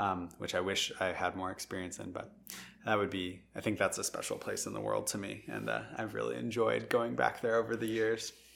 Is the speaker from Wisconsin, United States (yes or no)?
yes; Madison, Wisconsin, United States; I grew up in Madison